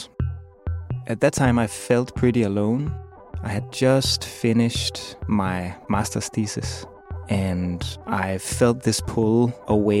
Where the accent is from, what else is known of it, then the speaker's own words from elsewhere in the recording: Copenhagen, Capital Region of Denmark, Denmark; I'm from Copenhagen, Denmark